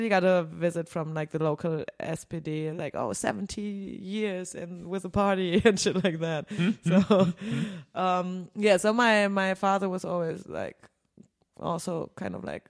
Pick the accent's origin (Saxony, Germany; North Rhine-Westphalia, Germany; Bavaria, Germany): North Rhine-Westphalia, Germany; Bielefeld; also born or lived in Lerne; now in Berlin, Germany; I come from Bielefeld